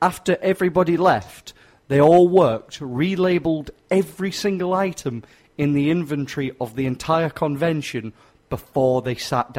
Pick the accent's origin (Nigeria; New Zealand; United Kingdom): United Kingdom; England; I'm stupid and I'm English.